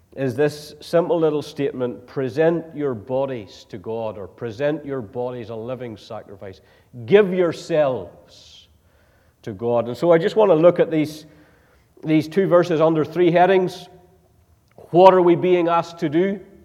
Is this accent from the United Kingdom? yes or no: yes; Northern Ireland, United Kingdom; moved away; I come from Northern Ireland